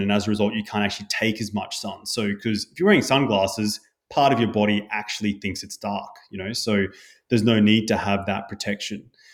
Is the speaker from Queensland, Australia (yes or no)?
yes; Brisbane, Queensland, Australia; growing up in Bundaberg, but in Brisbane thirty years ago